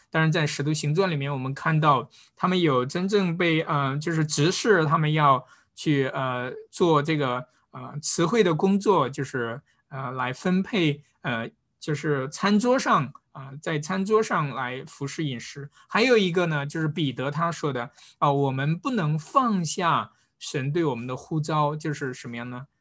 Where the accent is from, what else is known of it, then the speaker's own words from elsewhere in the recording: China; 中国人，我们并不是从小就是在教会当中长大的